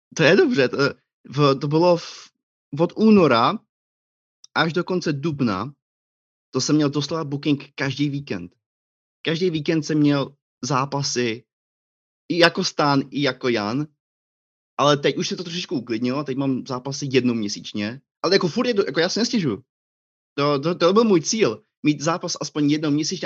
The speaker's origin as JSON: {"language": "Czech", "town": "Planá", "region": "Plzeň Region", "country": "Czechia", "tie": "born or raised there", "moved": "as an adult", "lives_now": "Scotland, United Kingdom", "said": "Já jsem uh, uh, plana u Marianských lázní, to je moje rodní město"}